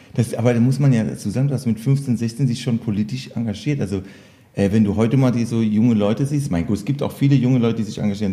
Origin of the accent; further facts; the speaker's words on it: Electoral Palatinate, Kurpfalz, Germany; ich bin Kurpfälzer